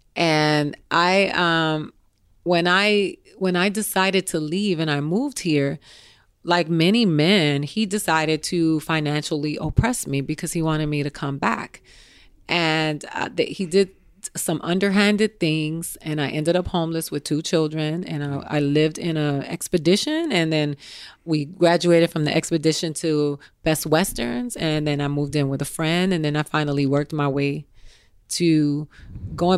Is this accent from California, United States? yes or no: no; Miami, Florida, United States; also born or lived in Tallahassee; I'm from Miami, but I went to school in Tallahassee